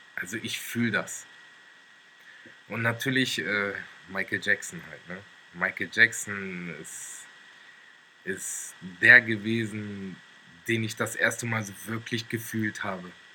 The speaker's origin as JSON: {"language": "German", "town": "Wolfsburg", "region": "Lower Saxony", "country": "Germany", "tie": "born or raised there", "moved": "as an adult", "lives_now": "Stuttgart, Germany", "said": "ich bin in Wolfsburg geboren und lebe seit circa sechs Jahren in Stuttgart"}